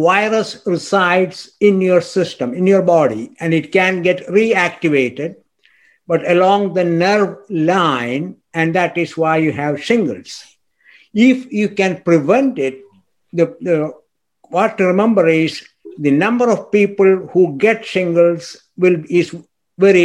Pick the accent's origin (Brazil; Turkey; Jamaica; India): India; moved away as an adult; also born or lived in Scotland / Canada; now in United States; I was born in India. I did my medical training in India